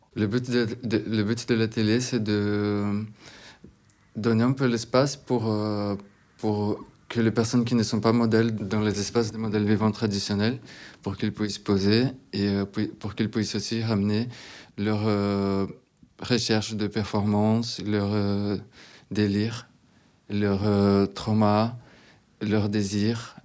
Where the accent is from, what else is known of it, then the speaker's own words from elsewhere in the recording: Recife, Pernambuco, Brazil; French is a second language; moved away as an adult; now in France; Je viens de Recife, au Brésil, une ville au nord-est du Brésil